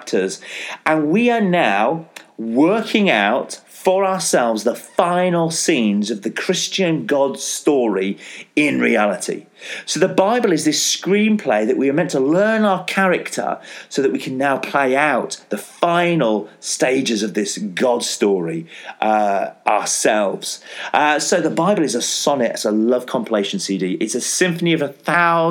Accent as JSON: {"language": "English", "region": "Yorkshire and the Humber", "country": "United Kingdom", "said": "I'm a Yorkshireman"}